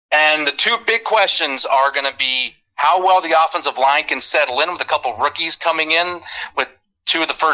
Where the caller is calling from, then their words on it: Pittsburgh, Pennsylvania, United States; I'm calling from Pittsburgh, Pennsylvania.